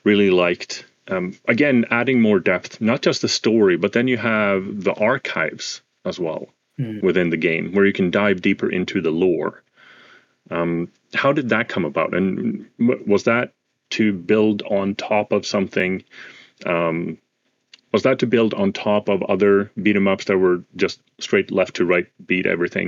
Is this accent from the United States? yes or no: no; Sweden; So I'm from Sweden